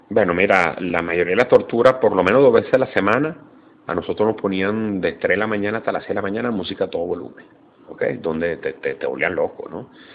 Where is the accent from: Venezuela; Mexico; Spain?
Venezuela